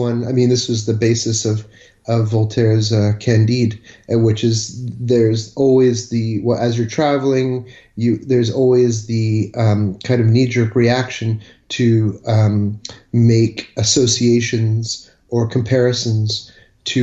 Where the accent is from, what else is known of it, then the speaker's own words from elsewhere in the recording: Thornhill, Ontario, Canada; moved away as an adult; also born or lived in United States / Switzerland / Toronto; now in Paris, France; I was born in the United States. And then moved quite swiftly to Switzerland and spent 3 years there, and then moved to Thornhill, north of Toronto, in 1976